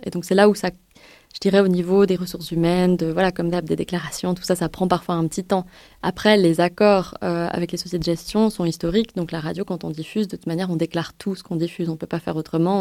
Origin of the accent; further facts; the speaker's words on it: France; je suis française